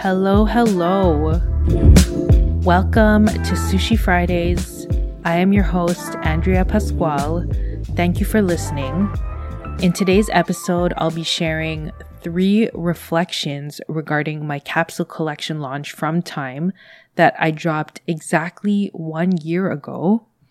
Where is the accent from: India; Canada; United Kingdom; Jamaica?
Canada; I am a Canadian based in Canada